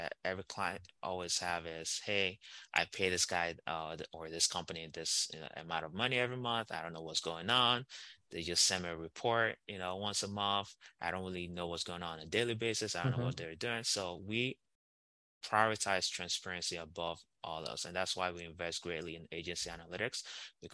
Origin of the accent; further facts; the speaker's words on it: Nigeria; I'm Nigerian